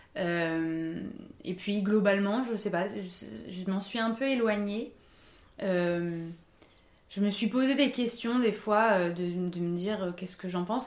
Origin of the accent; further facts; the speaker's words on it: Paris, Île-de-France, France; j'ai grandi à Paris, donc euh, en milieu euh, très urbain, euh, toute ma vie quasiment